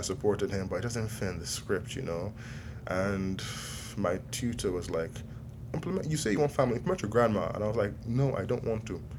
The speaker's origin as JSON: {"language": "English", "country": "Nigeria", "said": "I'm Nigerian"}